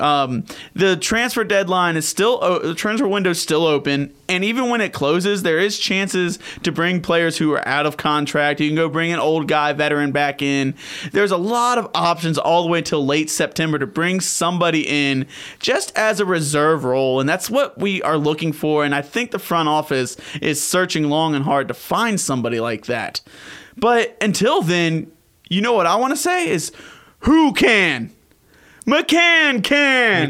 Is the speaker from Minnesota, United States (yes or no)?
no; Peachtree City, Georgia, United States; growing up in Peachtree City